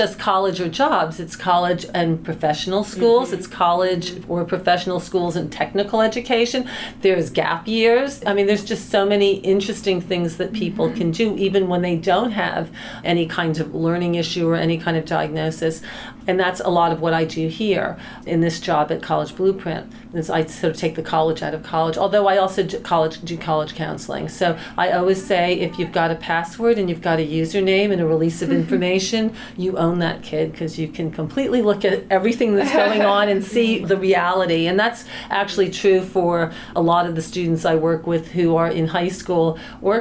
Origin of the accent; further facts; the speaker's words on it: East Coast, United States; I'm from the East Coast